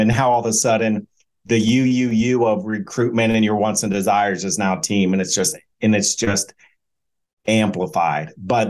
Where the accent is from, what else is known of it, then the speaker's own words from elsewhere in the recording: Ohio, United States; I was born in Ohio, went to Ohio State